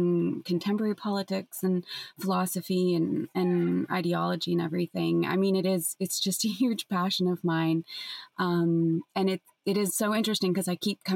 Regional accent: San Francisco, California, United States; growing up in San Francisco in the 90s and the early aughts and teens

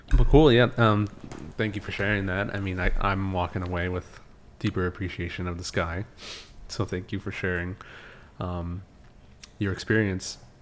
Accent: California, United States; I grew up in California

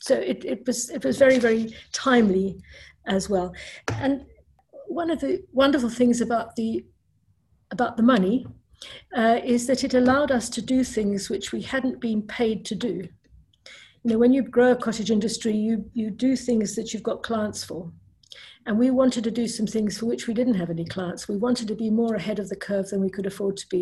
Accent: South Africa; moved away; I grew up in South Africa

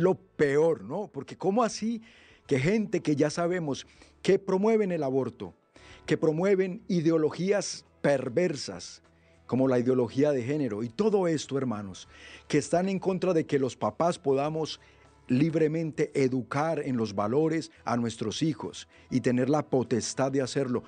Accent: Colombia; moved away; hasta mi tierra, hasta Colombia

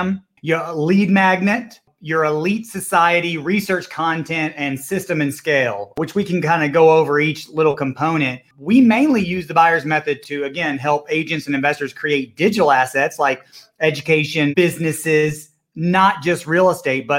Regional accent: Villa Rica, Georgia, United States; I'm from the small area west of Atlanta called Villarica, the city of gold, man. I grew up on a dead-end dirt road out there in the sticks

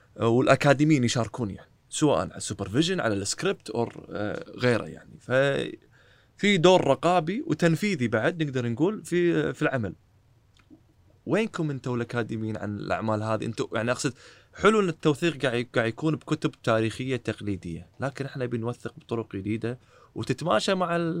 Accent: Kuwait; عندنا بالكويت

